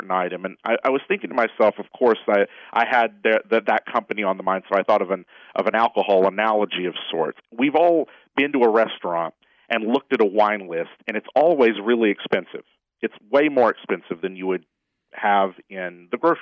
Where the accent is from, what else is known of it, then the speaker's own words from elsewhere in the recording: Tennessee, United States; moved away; I'm from Tennessee, or at least I grew up there. I haven't been back in a while